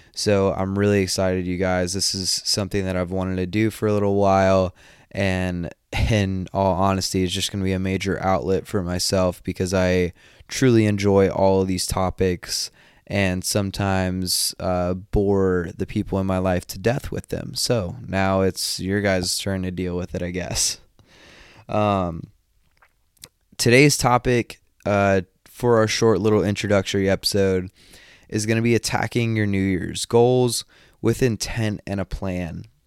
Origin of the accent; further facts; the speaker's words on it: just outside of Atlanta, Northeast Georgia, United States; also born or lived in Japan; I am from Northeast Georgia, just outside of Atlanta.